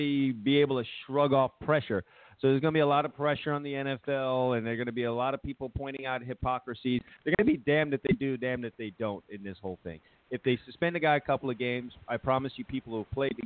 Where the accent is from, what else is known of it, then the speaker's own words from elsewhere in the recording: New York City, New York, United States; I'm from Brooklyn.